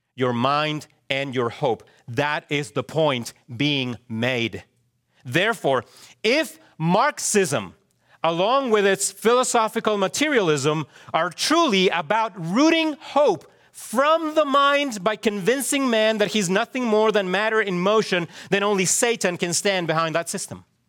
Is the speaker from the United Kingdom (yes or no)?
no; Chile; moved away; I also remember growing up in Chile how our schools would do earthquake drills